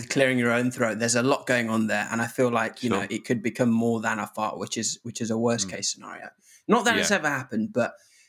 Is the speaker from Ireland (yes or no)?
no; Zimbabwe; now in England; But, you know, I come from Zimbabwe where most days it was kind of like pure malaria coming out. So to come to England and to be able to just drink from the tap